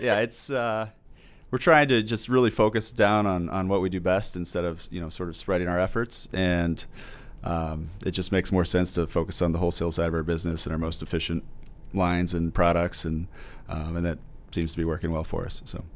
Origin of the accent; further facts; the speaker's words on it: Normal, Illinois, United States; also born or lived in Mercersburg, Pennsylvania; I was born in Normal, uh, but, uh, went to Brigham School, went to Parkside Element, or junior high, um, and then went to U High for about two years